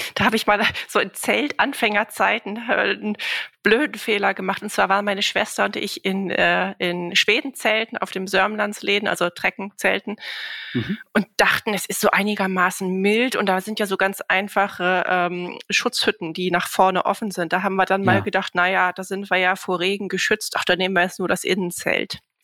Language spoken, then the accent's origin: German; Northern Germany, Germany; im Norden, da in meiner Heimat